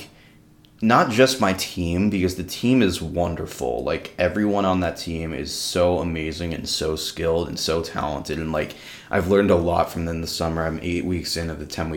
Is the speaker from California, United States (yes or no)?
no; New York, United States; moved away as an adult; now in Madison, United States; I came from New York, and I never really felt super welcome in my hometown